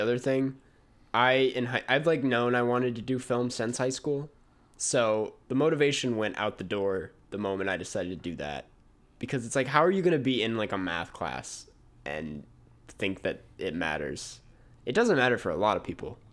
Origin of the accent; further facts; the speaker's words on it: Minnesota, United States; moved away; I come from Minnesota, land of ten thousand lakes